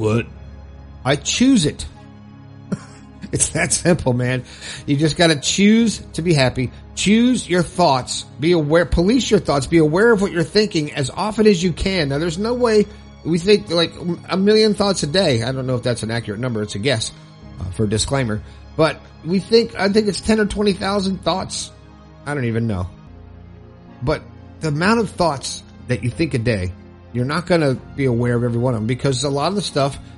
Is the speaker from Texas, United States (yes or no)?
no; Fort Lauderdale, Florida, United States; from my stomping grounds in Fort Lauderdale